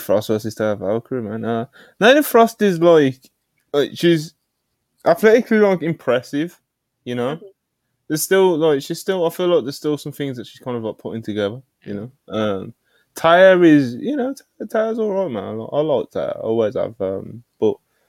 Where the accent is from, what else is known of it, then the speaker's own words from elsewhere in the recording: Birmingham, West Midlands, United Kingdom; accent: Brummy; I've got a British Brummy accent